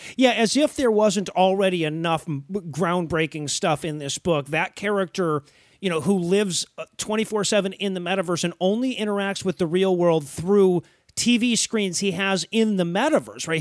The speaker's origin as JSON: {"language": "English", "town": "Detroit", "region": "Michigan", "country": "United States", "tie": "born or raised there", "said": "I grew up in Detroit and I went back and forth to, uh, Windsor quite a bit"}